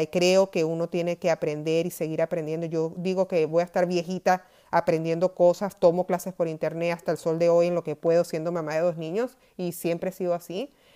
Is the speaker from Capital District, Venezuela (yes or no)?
no; Maracay, Aragua, Venezuela; moved away as an adult; now in United States; yo nací en Maracay, en Venezuela